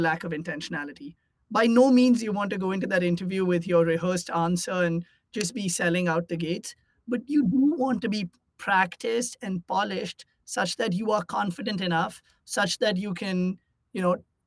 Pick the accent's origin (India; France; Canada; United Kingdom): India; moved away as an adult; now in United States; I grew up in India and I came to the US for college.